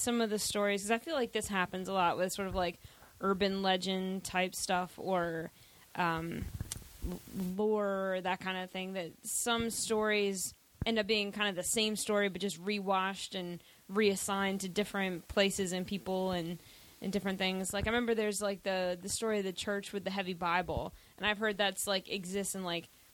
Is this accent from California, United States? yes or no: no; Eastern Shore, Delmarva Peninsula, Maryland, United States; I grew up on the Eastern Shore, Delmarva Peninsula, you know, area